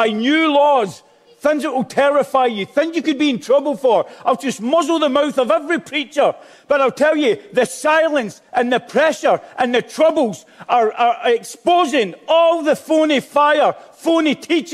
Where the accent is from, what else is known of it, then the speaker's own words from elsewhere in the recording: Glasgow, Scotland, United Kingdom; I'm Glaswegian